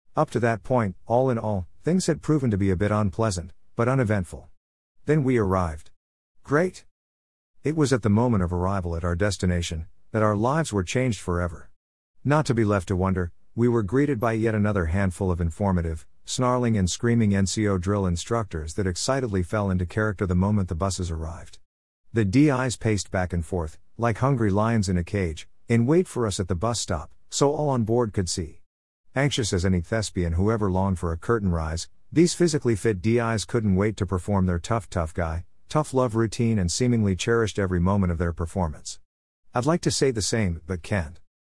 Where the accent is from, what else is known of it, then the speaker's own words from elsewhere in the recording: Kenosha, Wisconsin, United States; my hometown, Kenosha, Wisconsin